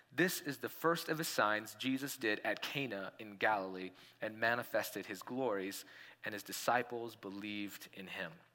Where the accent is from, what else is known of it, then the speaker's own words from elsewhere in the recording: India; now in Colorado, United States; when I was growing up in India